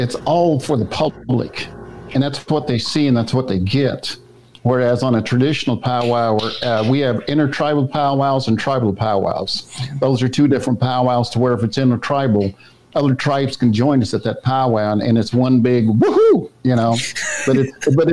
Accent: Wichita, Kansas, United States; I grew up in Wichita, Kansas, and around that area

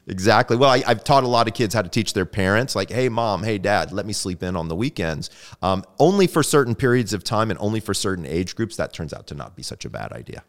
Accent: Sandy Springs, Georgia, United States; moved away; I'm originally from Sandy Springs, Georgia

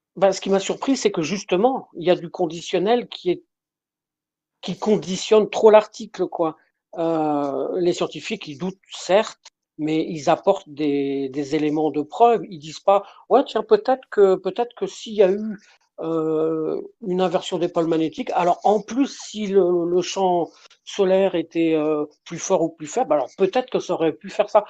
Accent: Brittany, France; je suis de Bretagne

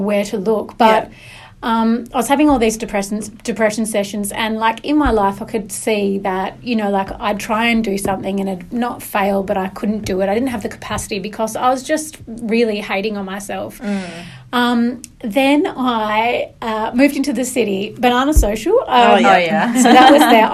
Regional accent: the north of England, United Kingdom; now in Perth, Australia; I'm from Northern England, which is definitely seen as like a lower class, a working class place

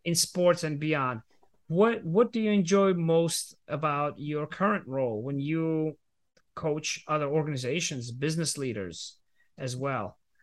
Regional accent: Georgia; I was growing up in the Republic of Georgia

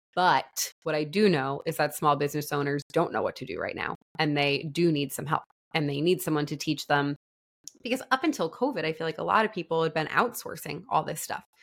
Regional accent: New York, United States; moved away as an adult; also born or lived in Florida; I'm from New York

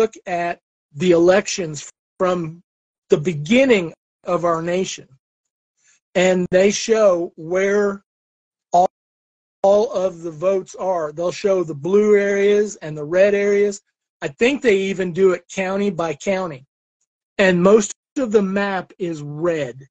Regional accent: Illinois, United States; moved away; I grew up in Illinois to start, and because my dad was born in the suburbs of Chicago, and that's where we moved when mom and dad got married

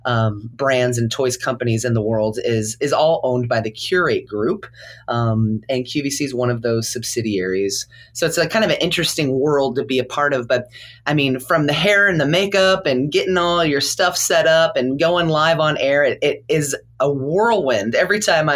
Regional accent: California, United States; I come from California where, you know, there's a few palm trees here and there

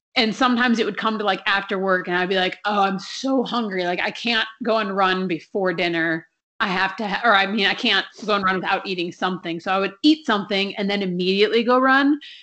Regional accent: Minnesota, United States; when I was growing up in Minnesota

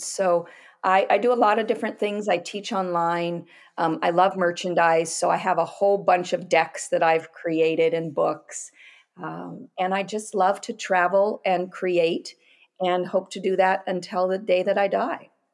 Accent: Pacific Northwest, United States; I grew up in the Pacific Northwest

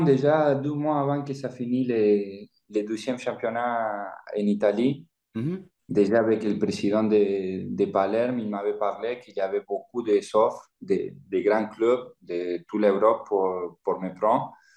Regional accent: Argentina; French is a second language; moved away as an adult; also born or lived in Italy; je viens de l'Argentine

